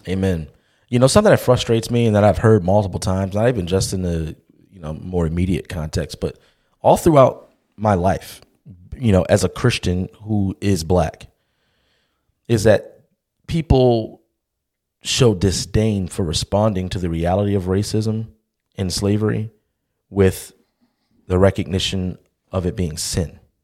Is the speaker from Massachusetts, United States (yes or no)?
no; Baltimore, Maryland, United States; I'm from Baltimore